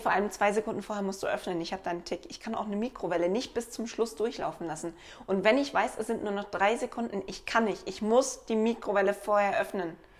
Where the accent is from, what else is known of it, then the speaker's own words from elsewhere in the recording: Black Forest, Baden-Württemberg, Germany; ich komme aus dem Schwarzwald